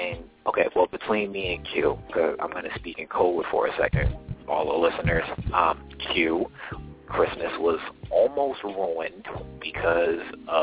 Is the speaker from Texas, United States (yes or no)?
no; New Jersey, United States; I'm from New Jersey